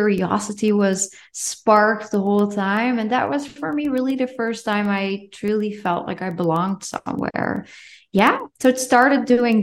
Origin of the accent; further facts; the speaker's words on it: Netherlands; English is a second language; moved away as an adult; also born or lived in Denmark; I'm from the Netherlands